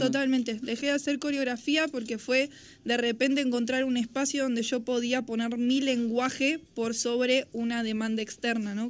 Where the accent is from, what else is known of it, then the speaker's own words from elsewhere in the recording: Carlos Casares, Buenos Aires Province, Argentina; moved away as an adult; also born or lived in Mar del Plata; now in Buenos Aires, Argentina; yo nací en Mar del Plata, todo esto surge en Carlos Casares, yo me mudo a Carlos Casares a los tres